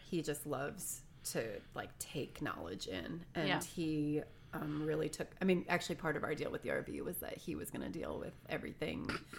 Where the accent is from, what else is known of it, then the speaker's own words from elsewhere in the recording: Michigan and then Ohio, United States; moved away; also born or lived in Mississippi / Pennsylvania; I am Northeast Ohio, Pennsylvania. I grew up in Michigan and then Ohio.